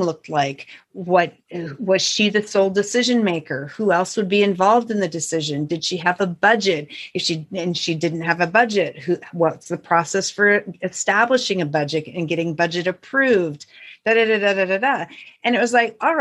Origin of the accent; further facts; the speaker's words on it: north central Montana, United States; the town I grew up in is a small town of about 550 people in north central Montana.